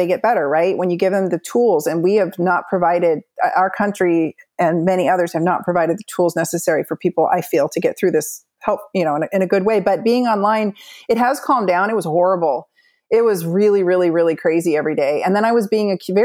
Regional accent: Southern California, United States; moved away; also born or lived in Pacific Northwest; I grew up in Southern California where like the meanest girls live

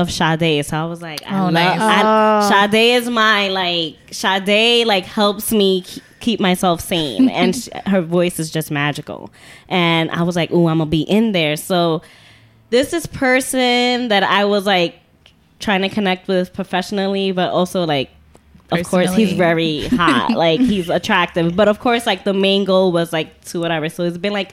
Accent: New York City, New York, United States; also born or lived in Bronx, New York; I'm not from the Bronx. I just live there. Everyone thinks I'm from the Bronx. No, I'm from Watch Heights

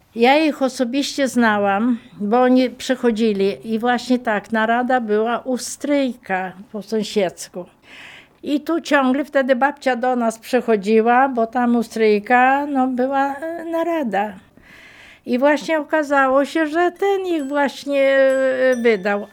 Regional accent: Malice, Lublin Voivodeship, Poland; Pochodzę z Malic. Mieszkałam przy drodze, która prowadzi z Werbkowic do Tyszowiec.

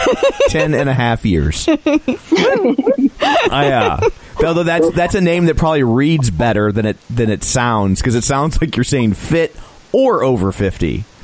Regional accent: St. Louis, Missouri, United States; we're from St. Louis, so our city's a little rougher.

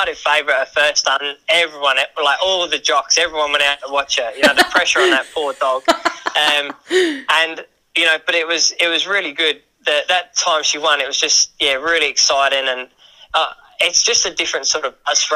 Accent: England, United Kingdom; now in Western Australia, Australia; I'm from England originally

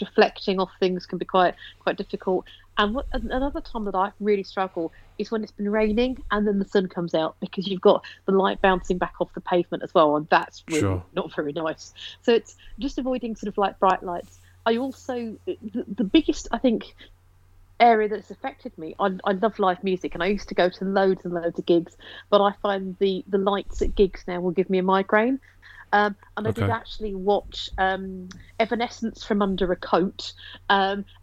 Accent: Ilford, London, United Kingdom; moved away as an adult; now in Droitwich Spa, United Kingdom; Essex. I was born in sort of East London, Essex borders, a place called Ilford. I moved to the Midlands about 12 years ago.

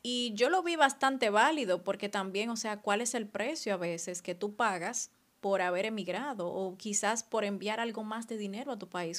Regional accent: Dominican Republic; moved away as an adult; now in France; cuando vengo aquí me siento súper dominicana.

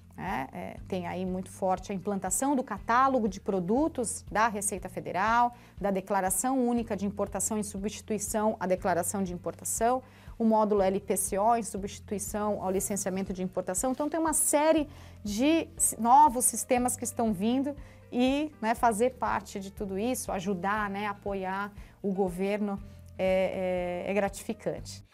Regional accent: Santos, São Paulo, Brazil; Portuguese is a second language; also born or lived in Foz do Iguaçu, Brazil / Argentina / Germany / Paraguay; a, gente foi para Santos, né? Minha mãe foi para Santos comigo, eu já tinha cerca de 5, 6 anos mais ou menos. E, e, aí eu tinha uma dificuldade muito grande com, com o idioma

